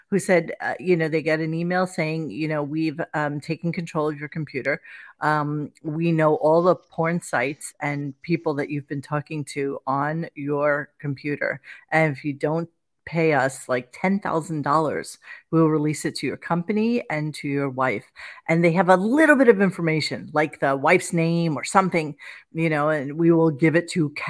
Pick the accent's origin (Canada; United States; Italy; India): Canada; I was like, Dad, we're fucking Canadian.